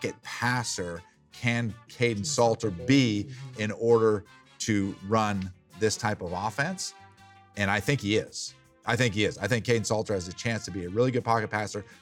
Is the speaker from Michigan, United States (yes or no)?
no; Vienna, Virginia, United States; Vienna, Virginia, right where I grew up